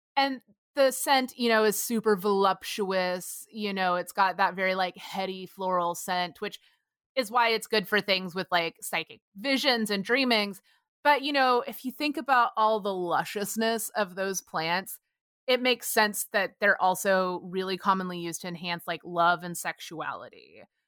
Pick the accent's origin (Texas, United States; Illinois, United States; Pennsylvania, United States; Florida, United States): Texas, United States; where I grew up in Texas